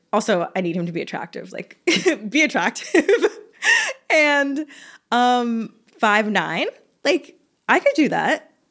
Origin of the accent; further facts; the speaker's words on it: the South, United States; I'm from the South